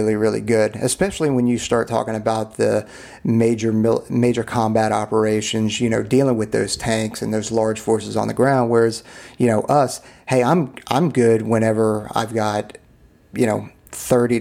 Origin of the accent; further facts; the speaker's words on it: Southeast, United States; I grew up in the Southeast.